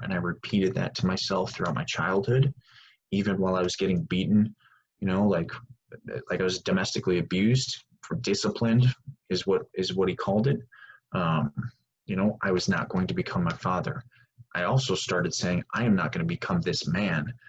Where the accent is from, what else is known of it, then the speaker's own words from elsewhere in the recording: Wisconsin, United States; I grew up in Wisconsin